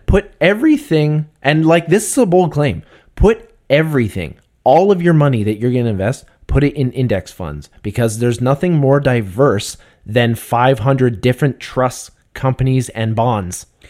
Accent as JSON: {"language": "English", "country": "Canada", "said": "we're Canadian"}